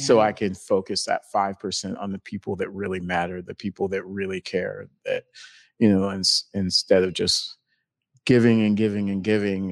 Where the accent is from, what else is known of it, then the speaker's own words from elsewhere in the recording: North Carolina, United States; moved away as an adult; also born or lived in Helsinki, Finland; I'm originally from North Carolina